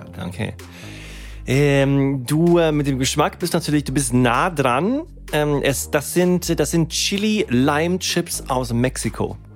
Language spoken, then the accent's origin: German; Germany; also born or lived in Sweden; Und ich bin in Deutschland aufgewachsen